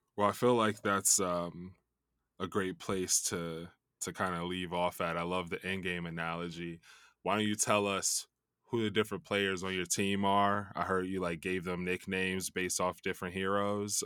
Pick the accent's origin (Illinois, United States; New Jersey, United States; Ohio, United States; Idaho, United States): Illinois, United States; Chicago; I grew up in Chicago